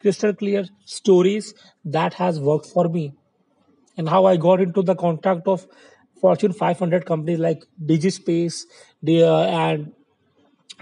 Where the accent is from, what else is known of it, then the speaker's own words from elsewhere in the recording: India; I'm from India